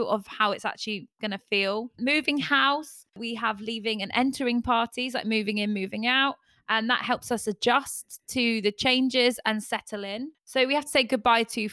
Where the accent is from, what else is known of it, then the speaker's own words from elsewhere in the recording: Ireland; I'm Irish, sure. I'm Irish.